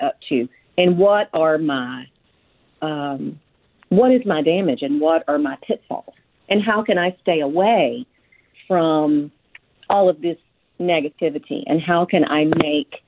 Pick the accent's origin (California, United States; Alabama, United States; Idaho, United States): Alabama, United States; Frankville; also born or lived in Mobile, Alabama; I grew up in Frankville, Alabama, from the time I was just before I turned 2 until the time I was 12. When I was 12 years old, we moved to the Mobile, Alabama area